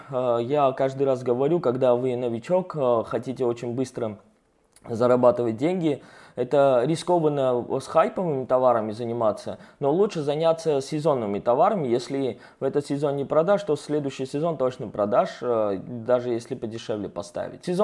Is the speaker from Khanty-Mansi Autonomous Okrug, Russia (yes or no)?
yes; Surgut, Khanty-Mansi Autonomous Okrug, Russia; now in Moscow, Russia; Это было в Сургуте. Я сам вырос в Сургуте. Потом я приехал в Москву.